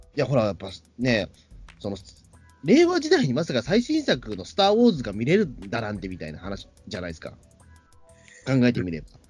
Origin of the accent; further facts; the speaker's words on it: Katsushika, Tokyo, Japan; これ僕出身地